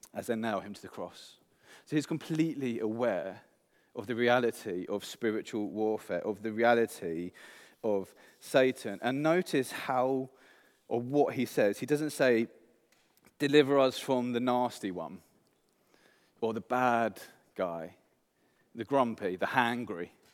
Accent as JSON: {"language": "English", "region": "England", "country": "United Kingdom", "moved": "yes", "said": "I'm English"}